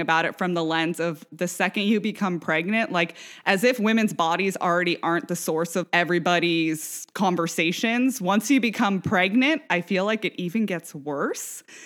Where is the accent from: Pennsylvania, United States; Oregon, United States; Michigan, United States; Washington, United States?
Washington, United States; Vashon Island; moved away; also born or lived in St. Louis / New York; we grew up on Vashon Island.